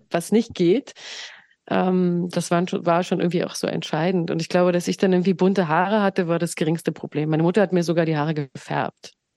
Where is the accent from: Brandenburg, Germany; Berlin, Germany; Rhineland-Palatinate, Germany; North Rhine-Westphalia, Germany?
Berlin, Germany; also born or lived in Grünheide; ich bin im Osten geboren und aufgewachsen und habe auch die ersten prägenden Jahre da erfahren